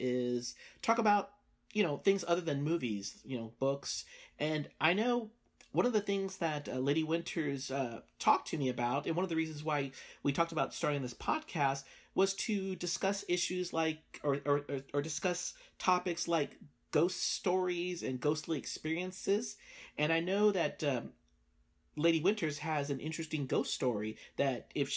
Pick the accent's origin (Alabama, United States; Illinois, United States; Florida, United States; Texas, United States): Texas, United States; San Antonio; San Antonio, which is my hometown.